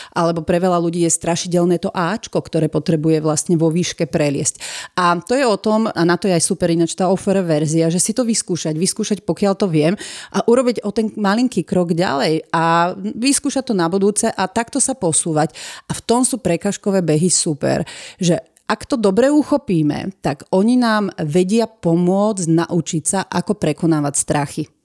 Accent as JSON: {"language": "Slovak", "town": "Piešťany", "region": "Trnava Region", "country": "Slovakia", "tie": "born or raised there", "said": "Ja som vlastne z Piešťan, to bolo celé sídlisko juh."}